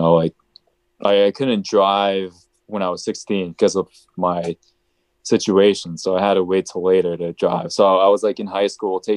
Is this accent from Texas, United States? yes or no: no; Massachusetts, United States; also born or lived in Chile; I literally just grew up here in Massachusetts all my life